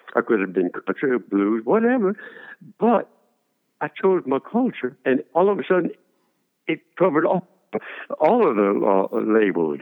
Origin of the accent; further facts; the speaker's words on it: Lake Arthur, Louisiana, United States; accent: Cajun; I decided to go shine shoes in, in Lake Arthur in town